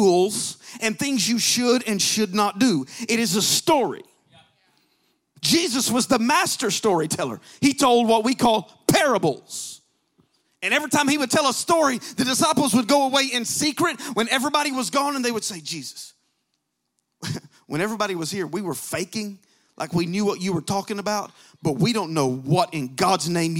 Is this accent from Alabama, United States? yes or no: yes; Alabama, United States; I'm from Alabama